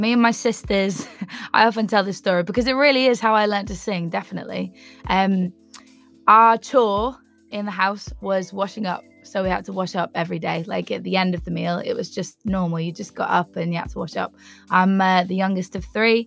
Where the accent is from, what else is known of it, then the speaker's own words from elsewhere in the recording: Felixstowe, East of England, United Kingdom; moved away as an adult; also born or lived in Manchester; now in Bristol, United Kingdom; I grew up in Felixstowe. I spent the first like 5 years of my life in Manchester